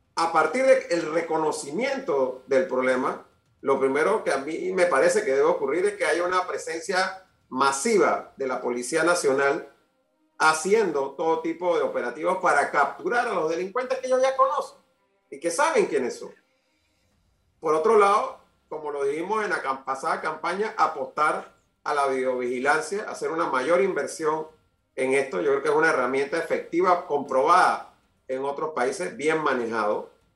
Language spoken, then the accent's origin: Spanish; Panama; como panameño